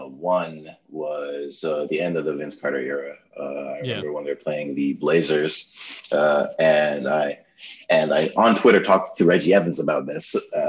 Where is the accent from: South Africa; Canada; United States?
Canada; Toronto, Ontario; I'm from Toronto.